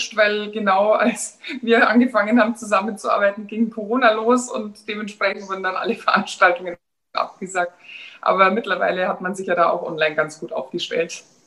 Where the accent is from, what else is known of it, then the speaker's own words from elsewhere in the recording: Germany; bei uns in Deutschland